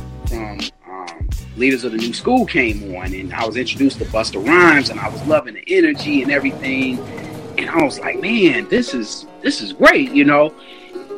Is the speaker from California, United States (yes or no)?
no; Chicago, Illinois, United States; we moved from Harper to our first house on Dante. Shouts out to Avalon Park, 83rd and Dante.